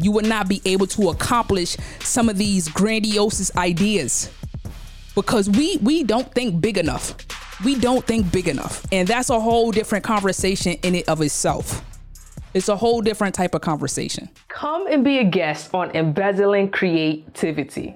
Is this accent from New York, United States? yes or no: yes; New York City, New York, United States; I come from Brownsville, Brooklyn. I'm from Brooklyn. When you go downstairs from the crib, there's a slew of stores lined up down the block.